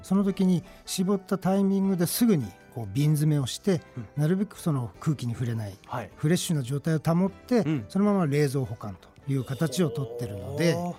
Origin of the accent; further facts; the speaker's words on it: Yaita, Tochigi, Japan; 栃木県内の、えー、八板市出身になります